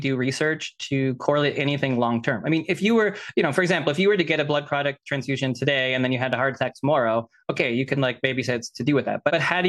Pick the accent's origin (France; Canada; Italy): Canada; I am Canadian